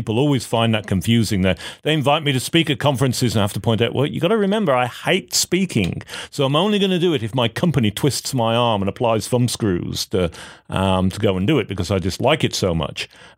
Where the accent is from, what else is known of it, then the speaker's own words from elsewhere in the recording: United Kingdom; now in United States; And I particularly appreciate this, being a Brit coming to America, seeing the fascinating system that is here for healthcare.